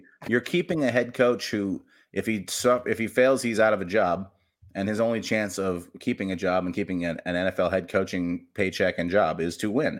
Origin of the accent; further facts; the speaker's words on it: Los Angeles, California, United States; I'm a Dodgers fan also. I'm from Los Angeles before.